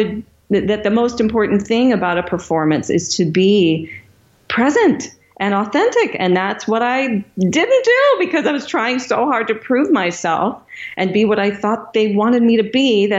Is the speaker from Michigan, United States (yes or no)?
yes; Michigan, United States; my hometown of Michigan